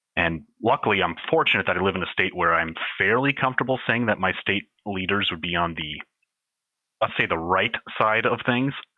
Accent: United States; as an American

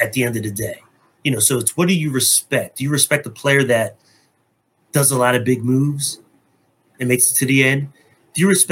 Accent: New Jersey, United States; also born or lived in Philadelphia area; Me and, you know, Ramona bonded from being from New Jersey. You know, like, yeah, we're both from Jersey

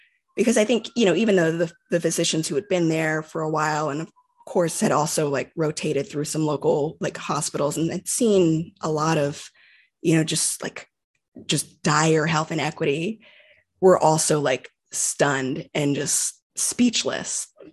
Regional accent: United States; growing up in the United States

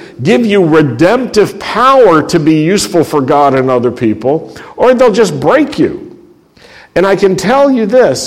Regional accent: Roanoke, Virginia, United States; a young Jew growing up in the Shenandoah Valley and the Blue Ridge Valley in Roanoke, Virginia

